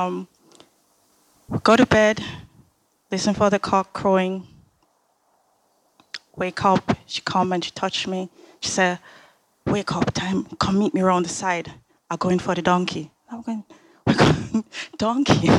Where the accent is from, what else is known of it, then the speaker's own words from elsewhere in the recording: Jamaica; growing up in Jamaica